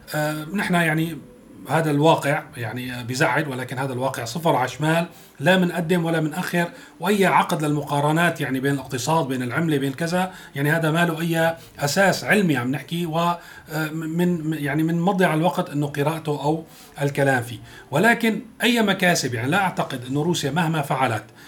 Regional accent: Syria; نحن كسوريين

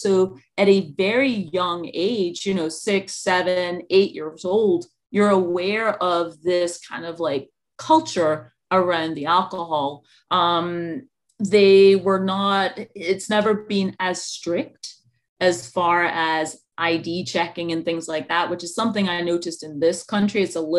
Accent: Scotland, United Kingdom; moved away; So In the UK, alcohol is a kind of like national pastime, pretty much. I just came back from there, and I was just over on vacation. It'd been like 10 years since I'd been back home

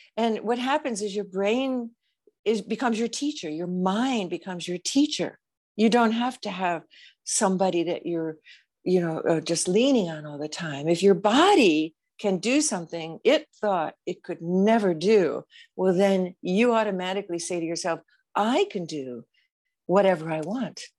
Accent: United States; I'm an American

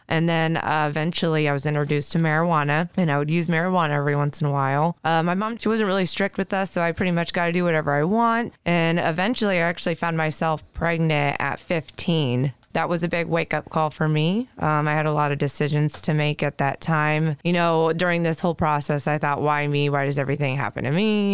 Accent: Decatur, Indiana, United States; born and raised in Decatur, Indiana

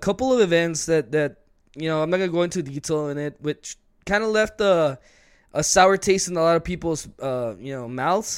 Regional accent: El Paso, Texas, United States; we are from El Paso, Texas

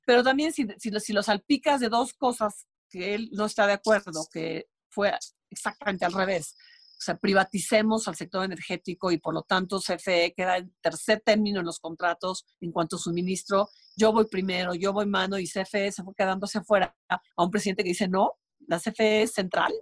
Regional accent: Comitán, Chiapas, Mexico; estaba yo en mi pueblo de Comitán

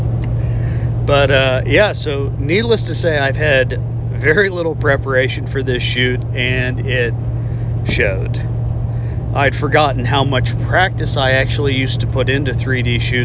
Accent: southwestern Pennsylvania, United States; now in Texas, United States; the Laurel Caverns back in southwestern Pennsylvania, where I'm originally from, my old stomping grounds

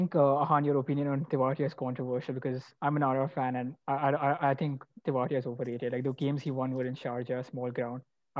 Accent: Rajasthan, India; I started supporting my home state.

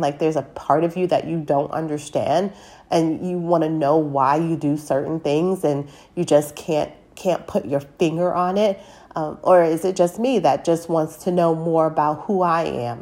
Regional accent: United States; I am a black American of African descent, meaning I am I was born and raised here in America

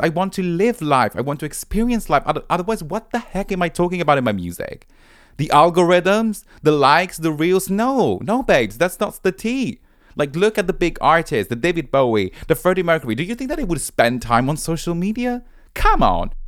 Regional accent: Rome, Lazio, Italy; moved away as an adult; now in London, United Kingdom; I'm originally from Rome, but now I've been based in London for eight years.

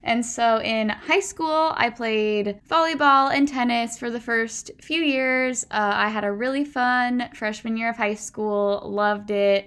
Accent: Puyallup, Washington, United States; growing up in Puyallup was your typical cushy, predominantly white, middle class, suburb

